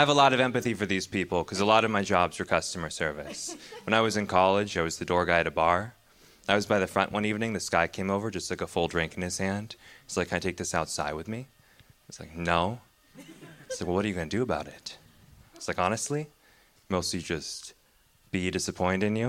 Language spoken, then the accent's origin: English; Pacific Northwest, United States; grew up in the Pacific Northwest